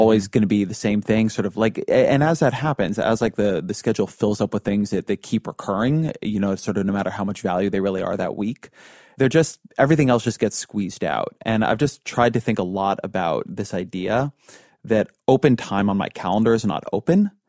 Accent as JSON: {"language": "English", "town": "Irvine", "region": "California", "country": "United States", "tie": "born or raised there", "said": "my, to my hometown"}